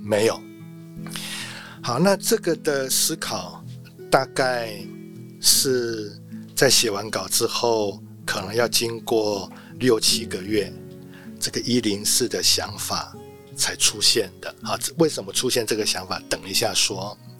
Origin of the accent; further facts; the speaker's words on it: Taiwan; 我们台湾人